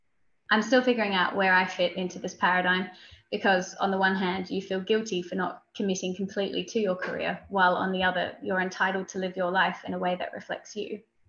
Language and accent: English; Australia; now in United Kingdom; I moved to the UK from Australia nearly 3 years ago, where I studied my master's degree and started working professionally as a parliamentary researcher.